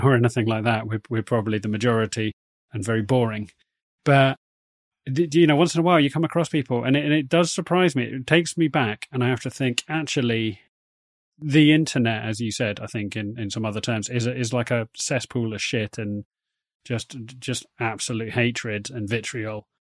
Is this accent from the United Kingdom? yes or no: yes; United Kingdom; accent: posh British; our very posh British accents